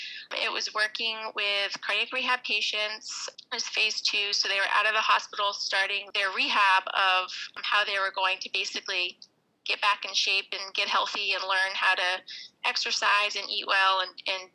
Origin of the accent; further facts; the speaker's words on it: Maine, United States; I'm from Maine